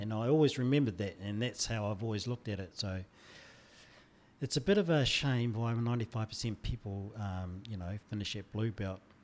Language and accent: English; Hāwera, Taranaki, New Zealand; also born or lived in Normanby; now in Wellington, New Zealand; I did all my schooling in Harwada.